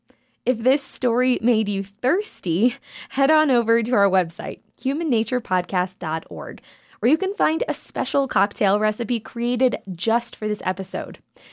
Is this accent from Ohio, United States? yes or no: no; Lynchburg, Virginia, United States; my hometown of Lynchburg, Virginia